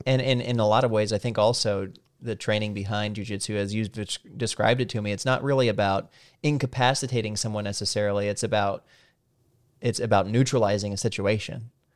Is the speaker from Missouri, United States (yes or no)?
yes; Salem, Missouri, United States; moved away as an adult; now in Washington, D.C. area, United States; I grew up in Salem, Missouri